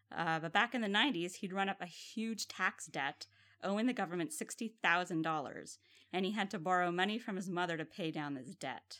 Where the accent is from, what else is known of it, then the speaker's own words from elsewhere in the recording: Ottawa, Ontario, Canada; Ottawa, which is my hometown